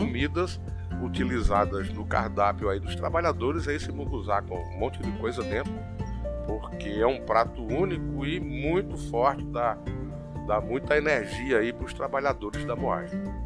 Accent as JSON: {"language": "Portuguese", "town": "Santa Cruz", "region": "Paraíba", "country": "Brazil", "said": "a minha terra é, é, uma terra muito hospitaleira"}